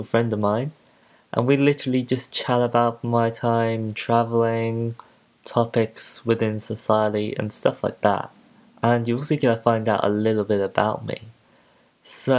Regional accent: Poole, South West England, United Kingdom; also born or lived in Christchurch, Dorset; So I grew up in Poole, well, Broadstone specifically. I went to a middle school for a few years, and then in February 2011, I moved to Christchurch.

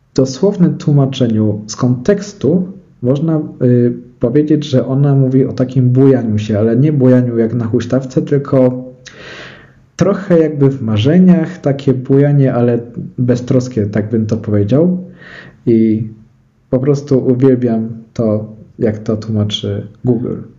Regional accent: Szczyrk, Silesian Voivodeship, Poland; jak się przyjedzie do Szczyrku, to jest koło Bielska Białej

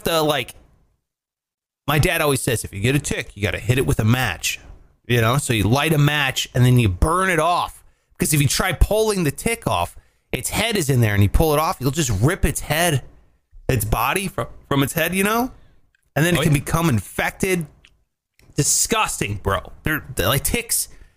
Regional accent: Ohio, United States; I grew up in Ohio

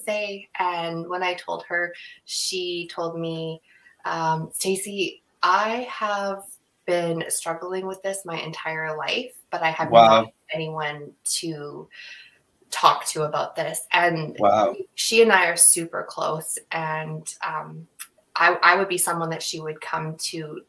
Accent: Vancouver, British Columbia, Canada; also born or lived in Surrey, British Columbia; I'm in British Columbia, and I grew up mostly in like the Vancouver area

